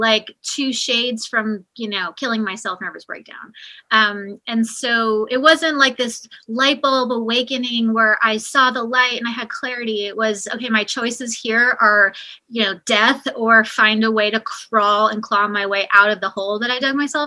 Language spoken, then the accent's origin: English; New York, United States; moved away as an adult; also born or lived in the South / California / Arizona; now in Kansas City, United States; I was born and raised in New York